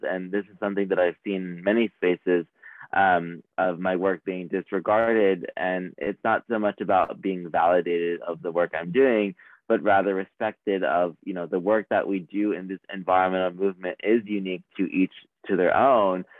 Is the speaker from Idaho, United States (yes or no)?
no; Los Angeles, California, United States; I was born in California, Los Angeles, where I faced environmental injustices